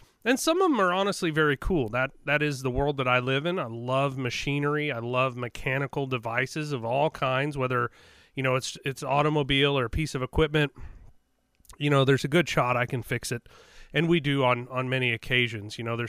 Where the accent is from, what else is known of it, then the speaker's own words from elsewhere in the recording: Joplin, Missouri, United States; also born or lived in LaPorte, Indiana; I grew up north for a little while. I'm originally from the Joplin, Carthage, you know, Neosho area as a young kid. And then we moved up north to, it would be the east side of Lake Michigan. LaPorte, Indiana is where I spent a portion of my childhood.